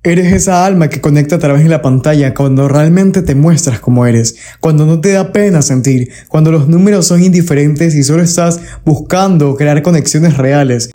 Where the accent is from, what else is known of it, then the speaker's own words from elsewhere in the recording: Ecuador; como ecuatoriano orgulloso